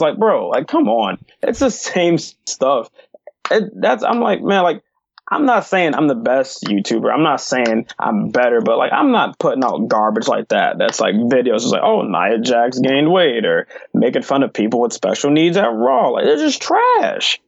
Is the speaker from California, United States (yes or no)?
no; Detroit, Michigan, United States; also born or lived in Hazel Park, Michigan; I'm from Detroit, mm. but I moved like in 5th grade to Hazel Park